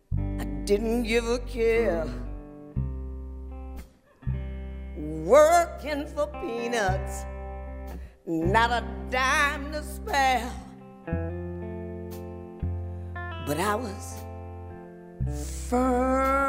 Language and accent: English; Detroit, Michigan, United States; we're from Detroit